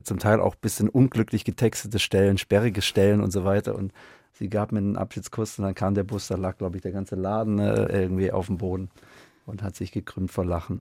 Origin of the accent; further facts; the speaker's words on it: Stuttgart, Baden-Württemberg, Germany; ich bin in Stuttgart aufgewachsen